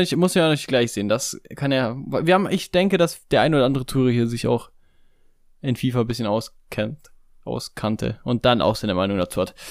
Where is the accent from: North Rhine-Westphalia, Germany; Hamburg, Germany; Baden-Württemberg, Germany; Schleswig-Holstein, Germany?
Baden-Württemberg, Germany; Stuttgart; hier quasi meine Heimatstadt, der VfB Stuttgart